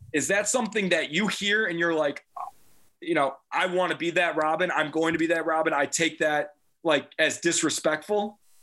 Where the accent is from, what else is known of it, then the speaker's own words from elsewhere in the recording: Deerfield, Illinois, United States; moved away; that's my hometown. I went to Deerfield yeah. High School